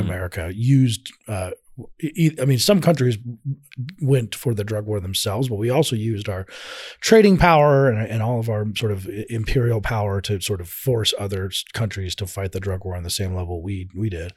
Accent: Colorado, United States; I'm from Colorado

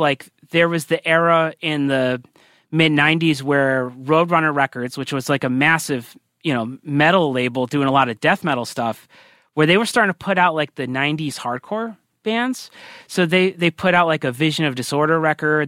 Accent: Burlington, Connecticut, United States; also born or lived in Poughkeepsie, New York / Richmond, Virginia; I grew up in Burlington, Connecticut, which is where I still am

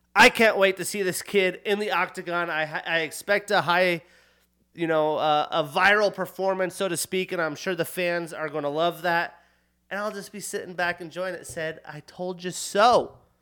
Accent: United States; also born or lived in Montana / Wyoming; growing up in Montana, Wyoming

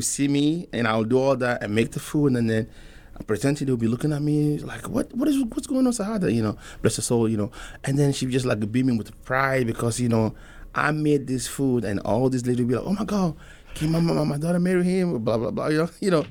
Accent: Togo; also born or lived in Mali (ancestry); now in Omaha, United States; I'm from Togo. I wanna clarify that I was born there, but my folks are from Mali

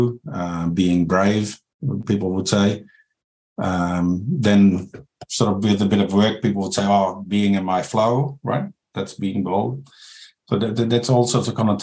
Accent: Netherlands; moved away as an adult; now in New Zealand; I'm from the Netherlands

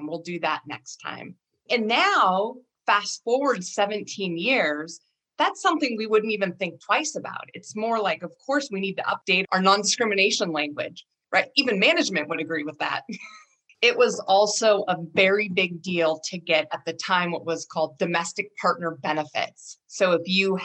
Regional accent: Rockford, Washington, United States; I also grew up in a very rural area of Eastern Washington, out on the Palouse, south of Spokane, small farming town called Rockford, Washington.

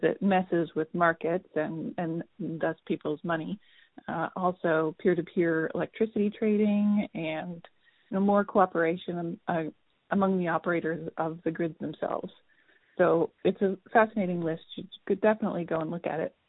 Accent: Vermont, United States; I'm from Vermont.

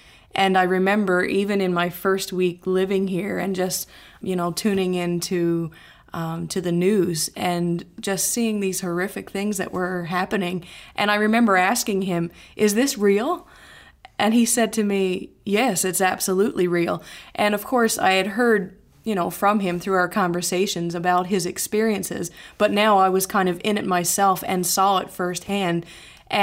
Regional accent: Newfoundland and Labrador, Canada; moved away as an adult; now in Sanford, United States; Growing up in Newfoundland, in Canada, it's a very inclusive culture. Although there was not a great deal of diversity

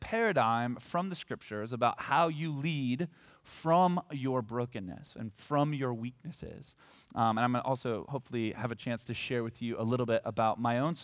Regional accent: Hillsboro, Oregon, United States; moved away as an adult; now in Bend, United States; I grew up here. This is my hometown

